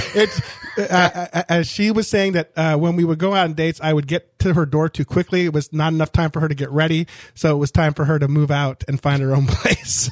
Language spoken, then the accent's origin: English; Orange County, Southern California, United States; moved away as an adult; also born or lived in Miami, Florida; I grew up in Southern California, Orange County, a very conservative county.